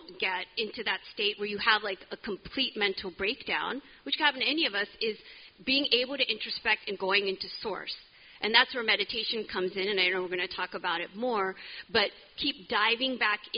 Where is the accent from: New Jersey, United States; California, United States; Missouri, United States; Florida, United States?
California, United States; moved away; I'm from California.